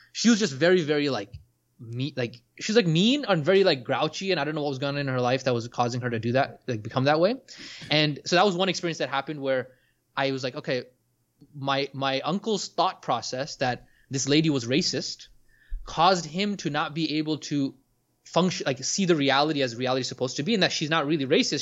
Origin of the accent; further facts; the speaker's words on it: Orlando, Florida, United States; I was growing up in Orlando